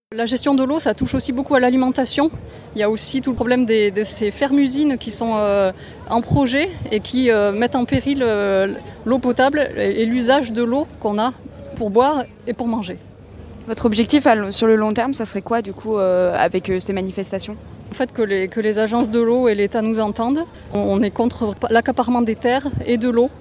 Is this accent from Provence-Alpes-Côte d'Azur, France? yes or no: yes; Provence-Alpes-Côte d'Azur, France; Je viens des Hautes-Alpes